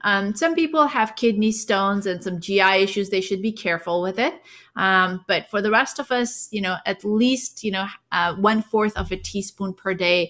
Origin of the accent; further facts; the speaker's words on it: India; accent: a little bit of an accent; Well, we grew up in India.